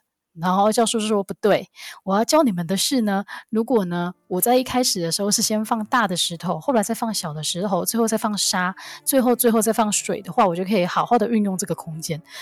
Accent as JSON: {"language": "Chinese", "region": "Kaohsiung", "country": "Taiwan", "said": "身为一个高雄人"}